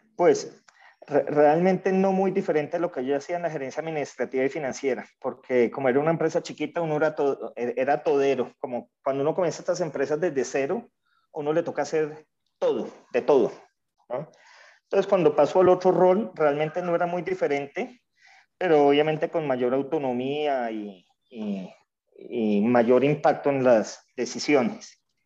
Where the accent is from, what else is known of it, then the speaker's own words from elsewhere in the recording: Colombia; also born or lived in Venezuela; yo como colombiano lo viví